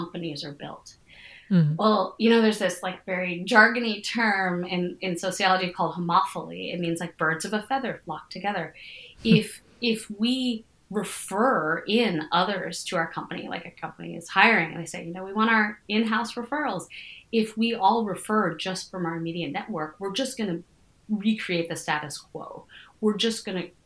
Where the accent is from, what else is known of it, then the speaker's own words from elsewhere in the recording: United States; my experience of being an American is both like being a privileged person